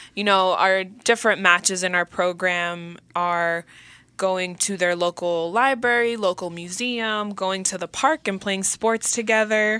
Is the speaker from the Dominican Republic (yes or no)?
yes; Dominican Republic; first language Spanish; English is a second language; moved away; I was born in the Dominican Republic, so my native language is Spanish